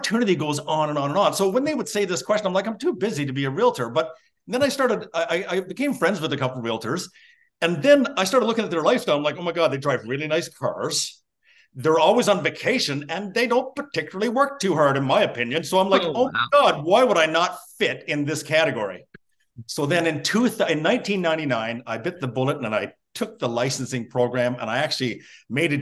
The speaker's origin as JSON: {"language": "English", "region": "Newfoundland and Labrador", "country": "Canada", "tie": "born or raised there", "also_born_or_lived": "Toronto area", "moved": "as an adult", "said": "I'm born and raised in Newfoundland."}